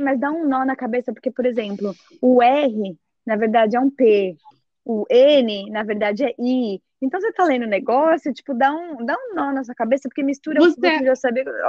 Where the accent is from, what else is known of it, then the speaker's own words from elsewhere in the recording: Brazil; moved away as an adult; now in United States; eu sou brasileira, falo português, meus pais não falam um pingo de inglês